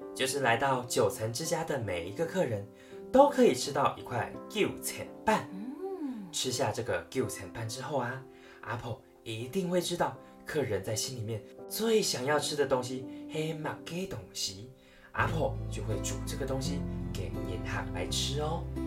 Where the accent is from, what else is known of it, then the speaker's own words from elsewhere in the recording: northern Taiwan, Taiwan; moved away; 像我就是住北部，我就是北部人，我回家就是很方便